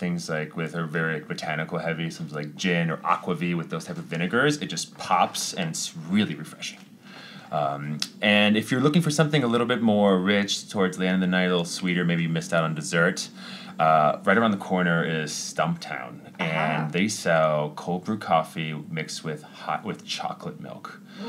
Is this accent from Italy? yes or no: yes; Italy; born there; I was born in Italy for that.